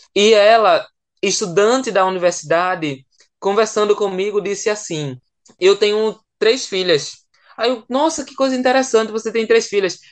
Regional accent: Pernambuco, Brazil; moved away as an adult; also born or lived in João Pessoa, Paraíba; pernambucano que fui morar lá em João Pessoa para cursar a graduação

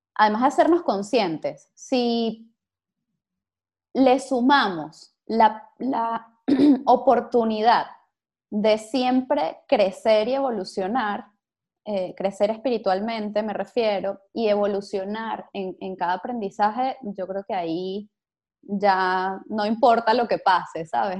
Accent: Venezuela; venezolanos, que es lo que tienen en común todos nuestros invitados, eh, y, que lo tienen en común conmigo

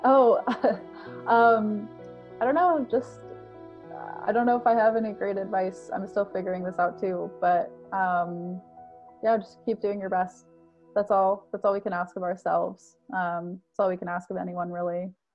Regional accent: Colorado, United States; we grew up in Colorado, which is like, it has a lot of mountains.

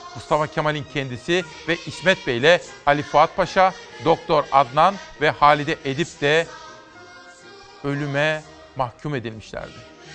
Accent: Simav, Kütahya, Turkey; ben Simavlıyım

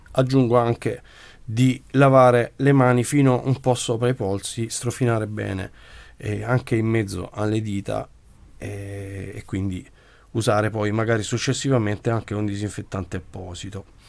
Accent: Brindisi, Apulia, Italy; come genitore, come pugliese, come brindisino e come italiano

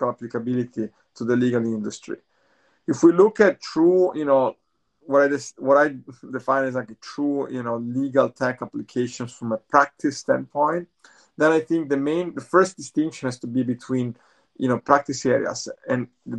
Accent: Italy; moved away as an adult; now in Bay Area, United States; I'm originally from Italy, but I'm based in the Bay Area. I've been in the Bay Area for over 20 years.

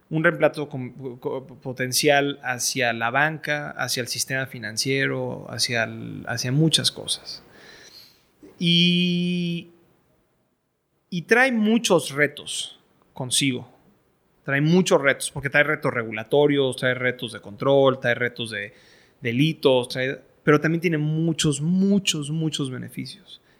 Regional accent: Venezuela; Entonces, en Venezuela lo que pasa es yo como, como venezolano no puedo

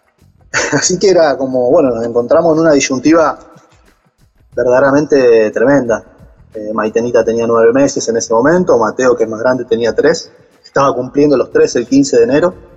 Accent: Caseros, Buenos Aires Province, Argentina; yo soy de Buenos Aires, de la zona de Caseros, partido 3 de febrero

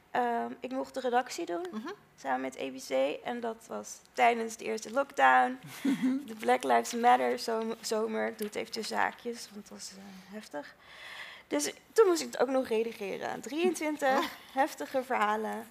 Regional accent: Netherlands; de trots zijn van Nederlander zijn, dat ben ik ook

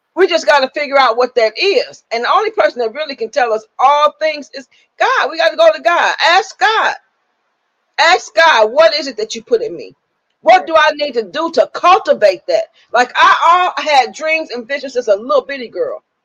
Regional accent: Michigan, United States; we grew up in Michigan

